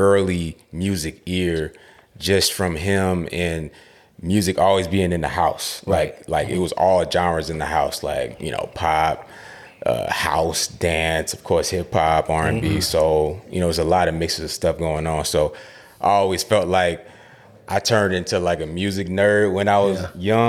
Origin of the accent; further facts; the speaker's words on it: Queens, New York, United States; Yeah, Queens, New York, yeah.